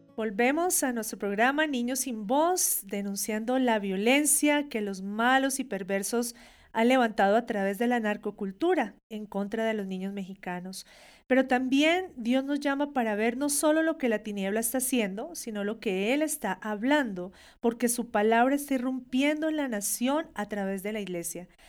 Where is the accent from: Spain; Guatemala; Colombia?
Colombia; Nosotros como colombianos